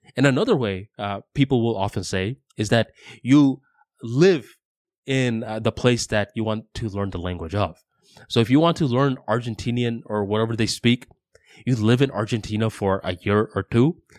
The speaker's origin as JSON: {"language": "English", "country": "United States", "said": "I am an American."}